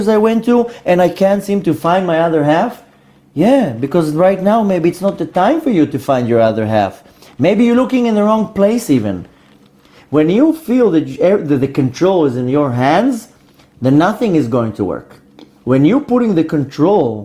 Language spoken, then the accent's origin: English; New York, United States; I'm originally from New York